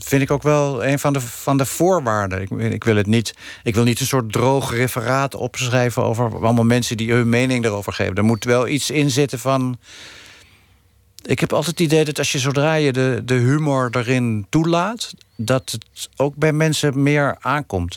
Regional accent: Netherlands; ik ben gewoon een Nederlander, is gewoon niet te ontkennen.

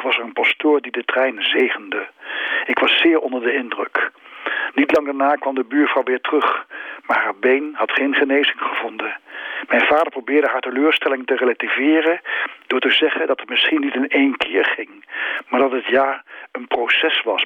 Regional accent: Nijmegen, Gelderland, Netherlands; moved away; Toen ik nog in Nijmegen woonde en daar kind was

